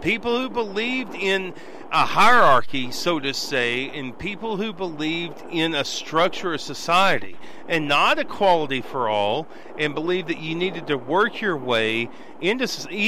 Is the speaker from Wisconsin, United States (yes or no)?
no; Abernathy, Texas, United States; I grew up in Abernathy, Texas, and a lot of people, and this was in the 80s and 90s, I graduated in a class of 57 people, and over half of them were Latino, Hispanic.